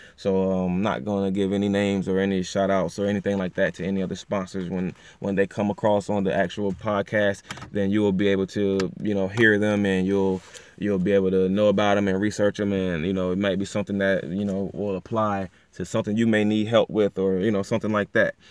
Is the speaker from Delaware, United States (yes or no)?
no; Pocomoke City, Maryland, United States; my hometown, actually small city, Pocomo City, Maryland, you know, but, um, you know, we're, we're from the Eastern Shore.